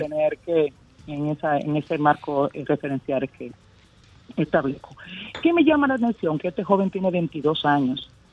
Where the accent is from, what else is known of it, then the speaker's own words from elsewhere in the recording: Sosúa, Puerto Plata, Dominican Republic; yo soy de Sosúa